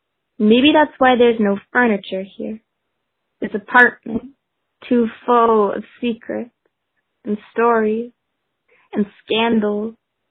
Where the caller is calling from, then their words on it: Vancouver, British Columbia, Canada; I am calling from Vancouver, BC